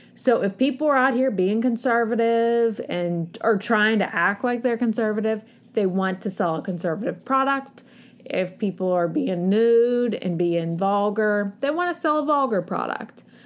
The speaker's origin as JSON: {"language": "English", "country": "United States", "said": "as an American society"}